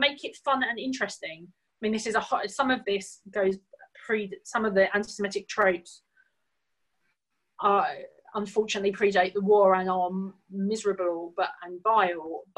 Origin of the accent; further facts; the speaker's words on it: United Kingdom; I'm a British Jew